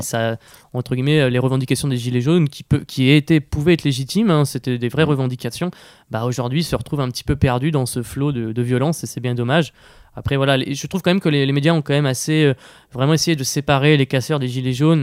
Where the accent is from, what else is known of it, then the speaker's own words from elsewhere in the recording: Le Havre, Normandy, France; je viens du Havre